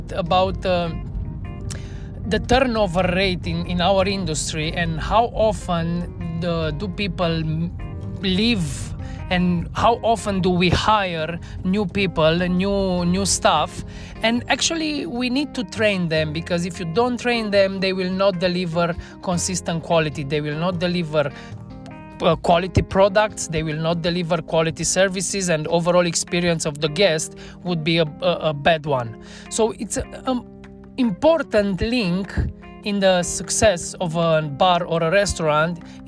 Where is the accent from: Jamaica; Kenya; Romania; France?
Romania; Cluj-Napoca, Cluj County; moved away as an adult; now in Bucharest, Romania; Last time I worked here in my hometown in Cluj-Napoca